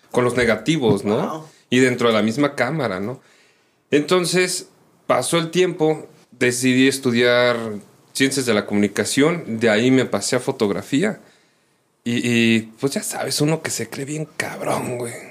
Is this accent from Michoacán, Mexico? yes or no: no; Mexico City, Mexico; now in Irapuato, Mexico; vengo de la Ciudad de México. Ya tengo ya suficientes años aquí, treinta y tantos años aquí en Irapuato.